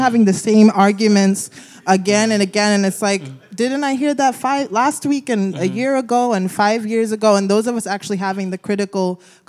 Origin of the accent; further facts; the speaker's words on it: Nigeria; now in Brooklyn, United States; I'm a writer and filmmaker based here in Brooklyn. I'm a Nigerian.